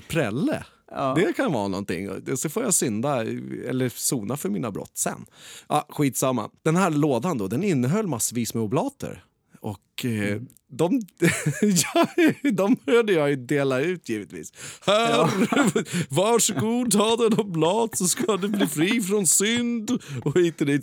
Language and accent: Swedish; Skebobruk, Stockholm County, Sweden; I Skebobruk där jag är uppvuxen